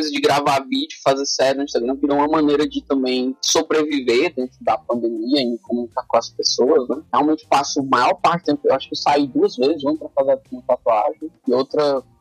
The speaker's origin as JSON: {"language": "Portuguese", "country": "Brazil", "tie": "born or raised there", "said": "Os caras só não me botavam na lata do lixo porque eu nasci no Pirambu."}